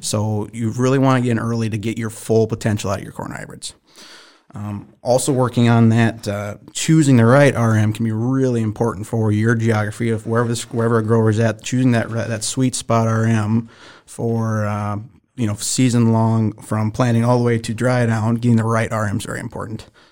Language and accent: English; Minnesota, United States; I'm from the Great White North, Minnesota